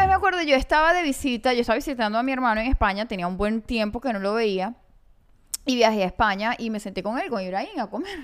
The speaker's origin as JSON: {"language": "Spanish", "town": "Maracaibo", "region": "Zulia", "country": "Venezuela", "said": "yo sí soy maracucha."}